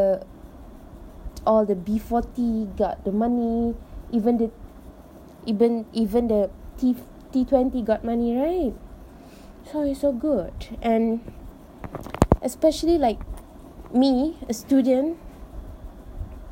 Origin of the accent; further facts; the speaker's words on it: Malaysia; I am so proud of being Malaysian